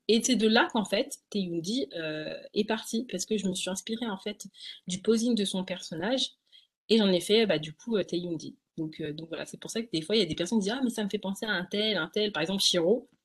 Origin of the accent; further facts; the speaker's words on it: Essonne, Île-de-France, France; je suis en Ile-de-France, donc dans 91. Mmh j'ai tout fait sur 91, donc je suis née en 91.